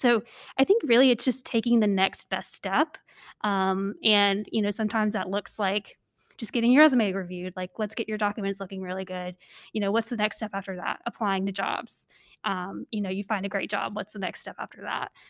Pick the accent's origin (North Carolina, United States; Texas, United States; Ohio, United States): North Carolina, United States; I grew up in North Carolina